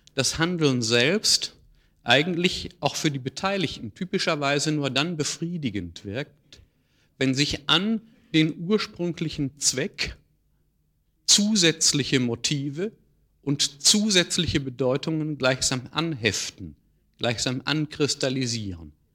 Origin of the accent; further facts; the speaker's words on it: Ruhr area, North Rhine-Westphalia, Germany; In meiner Heimat, im Ruhrgebiet, gab es in meiner Jugend viele äh, Kaninchenzüchtervereine